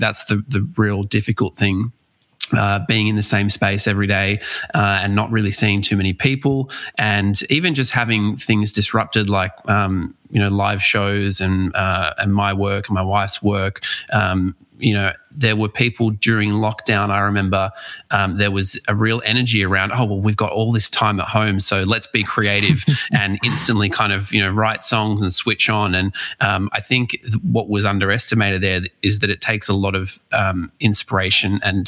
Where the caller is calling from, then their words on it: Wollongong, New South Wales, Australia; I am joining you from Wollongong, so about an hour and a half south of Sydney.